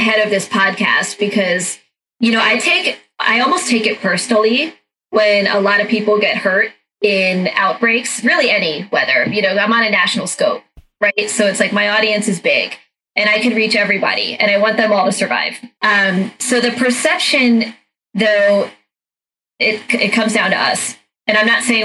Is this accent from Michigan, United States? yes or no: no; Dayton, Ohio, United States; moved away; also born or lived in Washington, D.C. area; I grew up in Dayton, Ohio